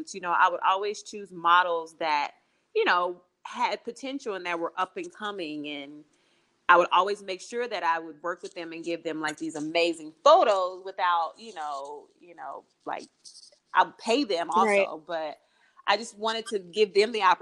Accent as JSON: {"language": "English", "town": "Kansas City", "region": "Kansas", "country": "United States", "moved": "as an adult", "lives_now": "Los Angeles, United States", "said": "Kansas City, Kansas. Yeah, I'm a Midwestern girl."}